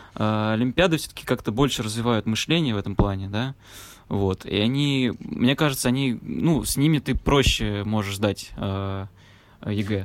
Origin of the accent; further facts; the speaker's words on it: Nizhny Novgorod, Nizhny Novgorod Oblast, Russia; moved away; я, получается, из Нижнего Новгорода